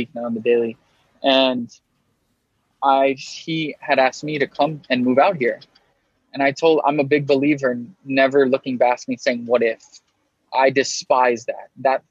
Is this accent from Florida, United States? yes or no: yes; Miami, Florida, United States; moved away; also born or lived in New York; being born and raised in Miami